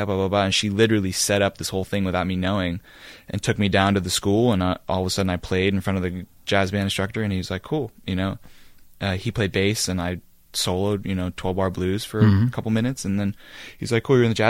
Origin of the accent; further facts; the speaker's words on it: San Rafael, California, United States; Me, I came from San Rafael.